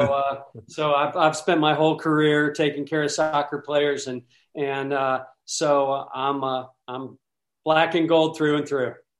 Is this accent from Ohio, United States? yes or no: yes; Columbus, Ohio, United States; born in Columbus, Ohio